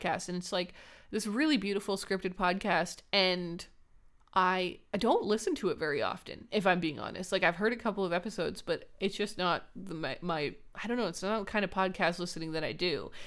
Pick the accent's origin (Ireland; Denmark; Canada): Canada; Raylene and I are Canadian.